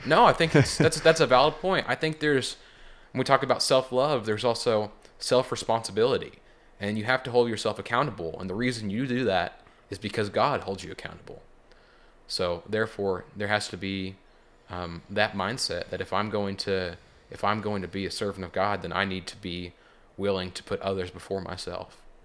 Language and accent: English; Joplin, Missouri, United States; also born or lived in Seneca, Missouri; I'm from the Joplin area